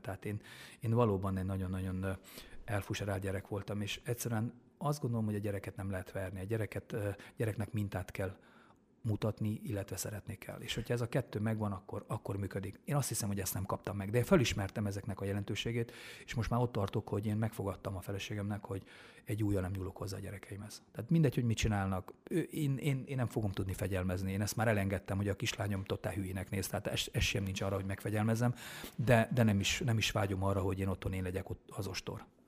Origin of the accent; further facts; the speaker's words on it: Vitod, Harghita County, Romania; moved away; also born or lived in Miercurea Ciuc; valóban Csíkszeredán mellett Csíkvitódon nőttem föl, csíkszeredában szocializálódtam